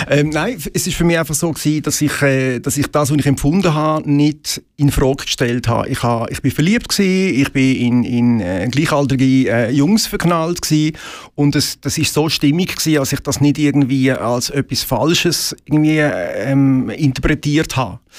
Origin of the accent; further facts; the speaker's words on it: Möhlin, Aargau, Switzerland; also born or lived in Basel; ich bin tatsächlich Basler, aber ich bin in Möllin aufgewachsen.